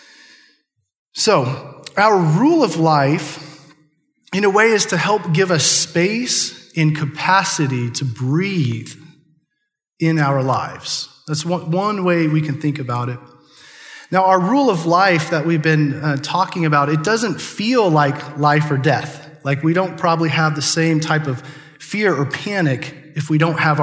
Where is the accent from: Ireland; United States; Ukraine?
United States; Chatter, Nebraska; I grew up in Chatter, Nebraska